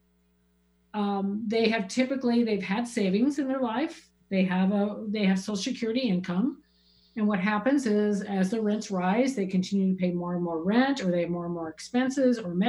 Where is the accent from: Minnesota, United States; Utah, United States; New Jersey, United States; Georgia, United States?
Minnesota, United States; moved away; also born or lived in Prescott, Arizona; I grew up in Minnesota